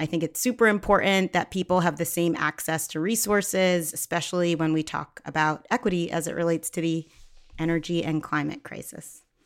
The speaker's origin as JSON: {"language": "English", "town": "Philadelphia", "region": "Pennsylvania", "country": "United States", "tie": "born or raised there", "said": "I grew up in the Philadelphia area, uh, but my family is from Ghana"}